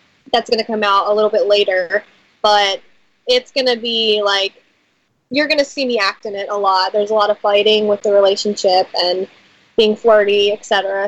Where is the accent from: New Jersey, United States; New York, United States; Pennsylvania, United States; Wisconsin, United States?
Pennsylvania, United States; Philadelphia; Yeah, I'm from Philadelphia.